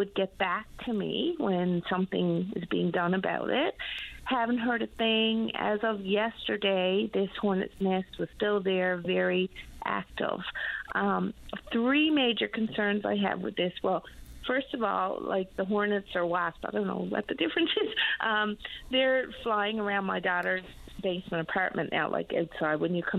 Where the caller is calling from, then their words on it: Labrador City, Newfoundland and Labrador, Canada; Good. I'm calling from Labrador City.